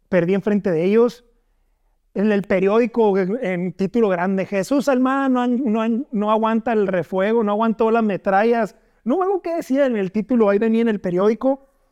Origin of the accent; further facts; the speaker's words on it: Navojoa, Sonora, Mexico; yo soy de Navajoa, Sonora en la primaria y la secundaria que estuve, pues era puro básquet